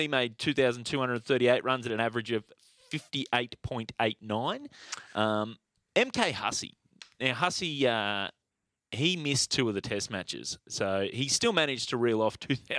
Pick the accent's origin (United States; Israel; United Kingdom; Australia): Australia; one of the greatest times to watch cricket as an Australian.